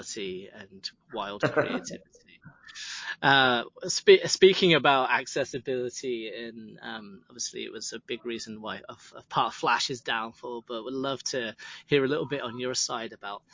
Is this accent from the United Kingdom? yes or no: yes; United Kingdom; now in Los Angeles, United States; I'm a British expat